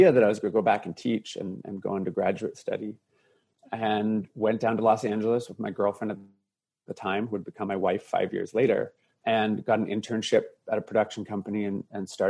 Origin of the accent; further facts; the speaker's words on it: Canada; Growing up in Canada, being bullied and teased as a young boy